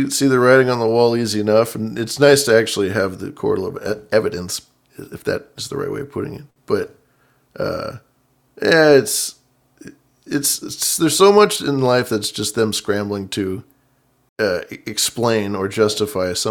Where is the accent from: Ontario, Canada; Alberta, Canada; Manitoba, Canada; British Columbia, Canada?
Manitoba, Canada; Winnipeg; Oh, of course. I'm from Winnipeg.